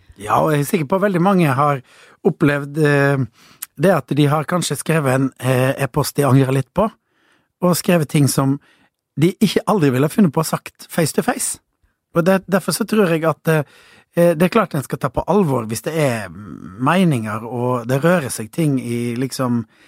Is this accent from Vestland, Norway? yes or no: yes; Voss, Vestland, Norway; moved away; also born or lived in Kristiansand; på Voss, der jeg kommer fra